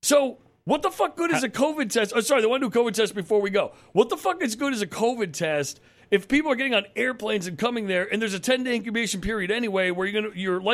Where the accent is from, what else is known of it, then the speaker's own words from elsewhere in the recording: Connecticut, United States; I grew up in Connecticut, outside New York